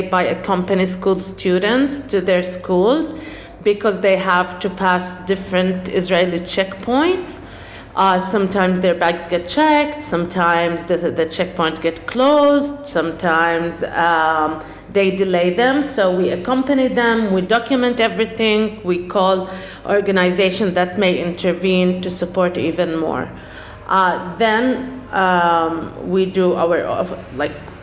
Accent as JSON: {"language": "English", "country": "Jordan", "tie": "born or raised there", "also_born_or_lived": "Ramallah, Palestine", "moved": "yes", "lives_now": "Palestine", "said": "I was born in Jordan, came back to Palestine in 1996, lived in Ramallah, and I work in Hebron"}